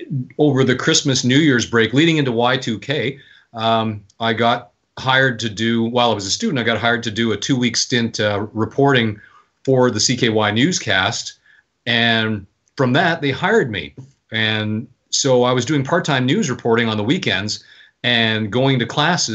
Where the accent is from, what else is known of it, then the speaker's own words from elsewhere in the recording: Winnipeg, Manitoba, Canada; moved away as an adult; also born or lived in Vancouver; Well, I was born in Vancouver, but my family moved there to Winnipeg when I was young. So I consider Winnipeg my hometown. Grew up there, went to university there, went to college, journalism college there.